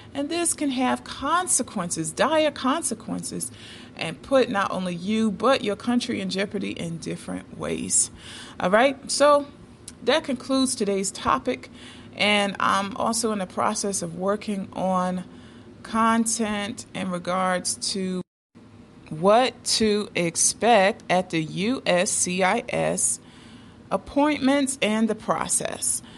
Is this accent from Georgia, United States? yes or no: yes; Decatur, Georgia, United States; downtown Decatur, Georgia, my hometown